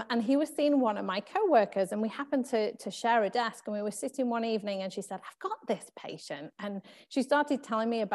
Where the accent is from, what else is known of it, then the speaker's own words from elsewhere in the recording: England, United Kingdom; moved away; So you can probably tell from my accent, I'm from England. And so I grew up in England